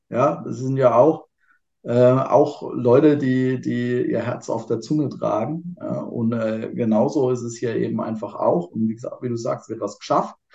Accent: Kurpfalz, Germany; Äh, ich bin ja Kurpfälzer, von denen mir fällt es einfach, ja.

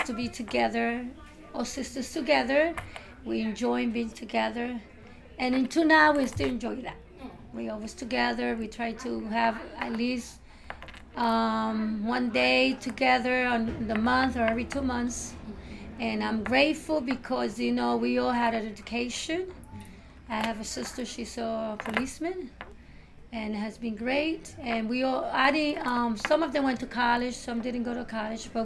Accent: New York City, New York, United States; born or raised there; English is a second language; also born or lived in Puerto Rico

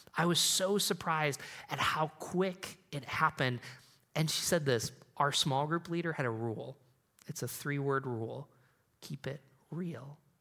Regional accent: Endicott, New York, United States; I grew up in Endicott, New York, where I B M started

